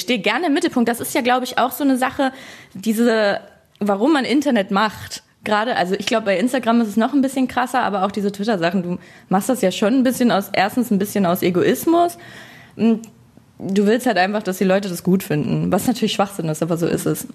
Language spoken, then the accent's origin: German; Hamelin, Lower Saxony, Germany; moved away as an adult; now in Berlin, Germany; Ich bin auf dem Dorf aufgewachsen, also noch ein bisschen weiter außerhalb von Hameln